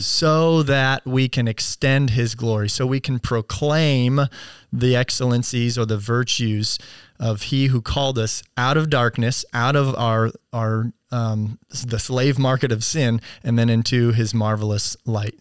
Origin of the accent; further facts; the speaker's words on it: United States; we as American Christians